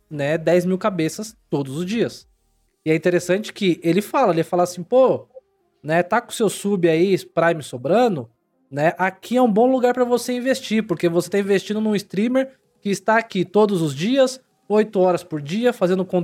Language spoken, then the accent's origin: Portuguese; São Paulo, Brazil; born there; Eu nasci em São Paulo, mas mudei pra uma cidade pequena